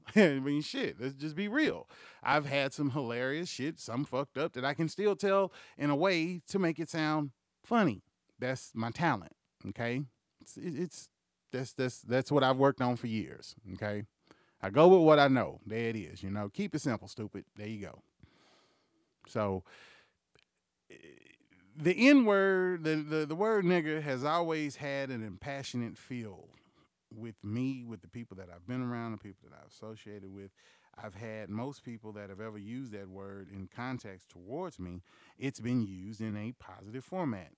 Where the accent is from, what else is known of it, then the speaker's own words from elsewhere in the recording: Houston, Texas, United States; also born or lived in Bryan, Texas / Lake Charles, Louisiana; I was born and raised in Houston, motherfucking Texas. I was raised and grown up in Bryan, motherfucking Texas, and in Lake Charles, Louisiana